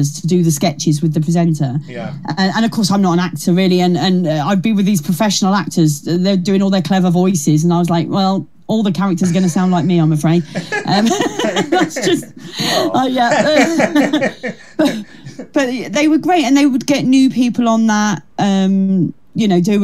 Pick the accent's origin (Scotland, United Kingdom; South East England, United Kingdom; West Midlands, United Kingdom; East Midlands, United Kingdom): South East England, United Kingdom; Kent; She's from Kent, like me.